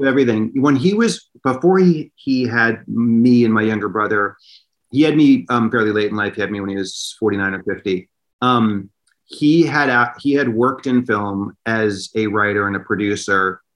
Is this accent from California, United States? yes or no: yes; Los Angeles, California, United States; moved away; also born or lived in New York; I lived in in Westwood, which was right by Westwood Village